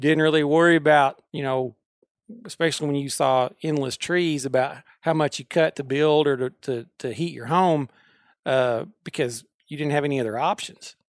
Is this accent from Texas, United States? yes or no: no; Pope County, Arkansas, United States; I grew up in Pope County, just a county south